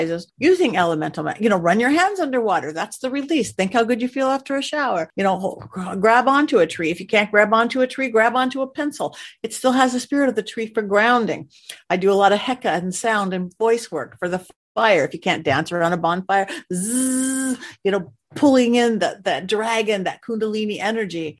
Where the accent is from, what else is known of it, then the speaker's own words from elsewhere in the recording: Los Angeles County, California, United States; I am a native Californian, born and raised in Los Angeles County, little beach girl